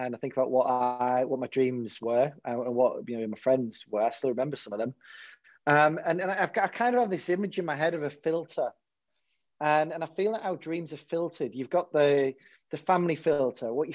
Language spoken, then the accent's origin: English; Hartlepool, North East England, United Kingdom; when I was growing up in Hartlepool